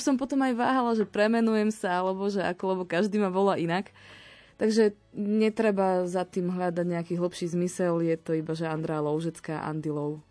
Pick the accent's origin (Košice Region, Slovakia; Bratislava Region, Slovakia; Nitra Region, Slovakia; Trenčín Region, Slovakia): Trenčín Region, Slovakia; Púchov; moved away as an adult; now in Banská Bystrica, Slovakia; Pochádzam z Púchova, ale študovala som teda a žijem a pracujem tu v Banskej Bystrici.